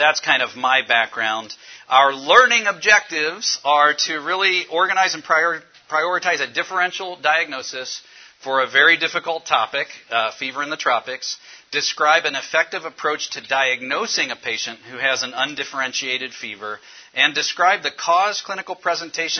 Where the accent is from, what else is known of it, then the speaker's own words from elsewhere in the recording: Cincinnati, Ohio, United States; I'm from Cincinnati, Ohio. I work at University of Cincinnati